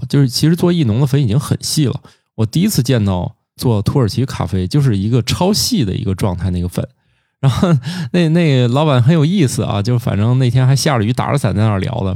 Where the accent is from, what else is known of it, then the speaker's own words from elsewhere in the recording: Zhengzhou, Henan, China; now in Tianjin, China; 我也是在一个棉纺织一条街长大的，啊，郑州那儿哦